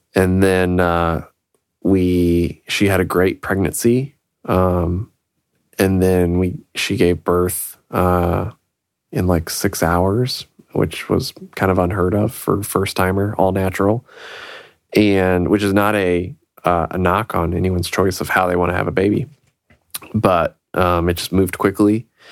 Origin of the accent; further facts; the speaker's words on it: Illinois, United States; moved away; from back in Illinois, my hometown